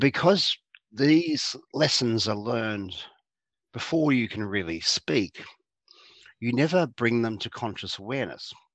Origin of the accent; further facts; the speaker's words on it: Geelong, Victoria, Australia; I grew up in Geelong, which is a town south of mm. Melbourne